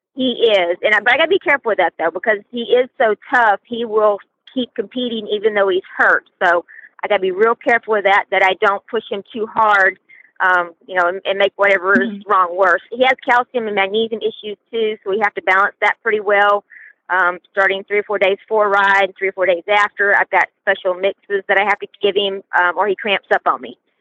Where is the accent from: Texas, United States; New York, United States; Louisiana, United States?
Louisiana, United States; I'm from Louisiana